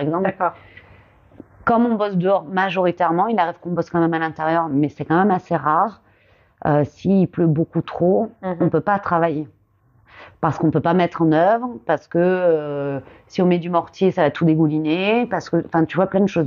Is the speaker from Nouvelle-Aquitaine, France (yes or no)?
yes; Gironde, Nouvelle-Aquitaine, France; je suis originaire de Gironde euh, où, je vis et, euh, et, je travaille encore et toujours plutôt en, en tant que donc que maçonne pierre. Et j'ai grandi du coup en Gironde